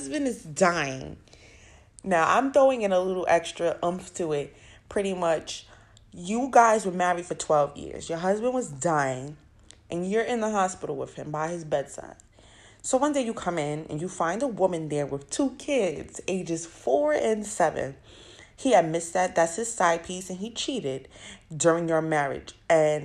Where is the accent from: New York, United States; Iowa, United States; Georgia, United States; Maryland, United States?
New York, United States; New York City; also born or lived in South Bronx; I was born in the South Bronx, raised uptown in Co-op City, then came back to the South Bronx